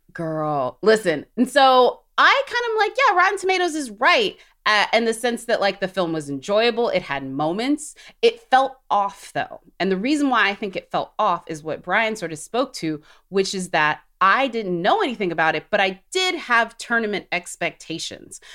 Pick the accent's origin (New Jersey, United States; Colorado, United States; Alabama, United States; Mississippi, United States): Alabama, United States; I'm from Alabama